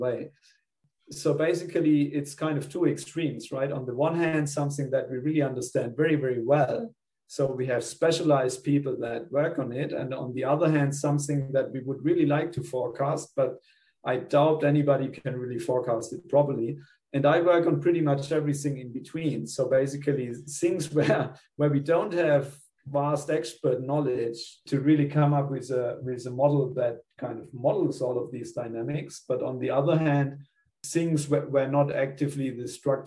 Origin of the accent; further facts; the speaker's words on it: Germany; moved away as an adult; also born or lived in Spain / Melbourne, Australia; now in Australia; I'm originally from Germany. So I did my undergrad in Germany.